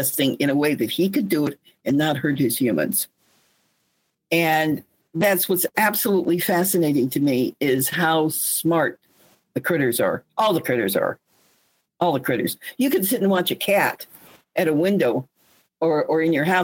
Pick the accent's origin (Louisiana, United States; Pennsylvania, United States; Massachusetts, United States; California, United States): California, United States; Los Angeles; My dad was a builder. He built the Manorettes, which was on your own lot, a house for $3,000, $4,000, or $5,000 in the San Fernando Valley. I went to Coldwater Canyon Elementary.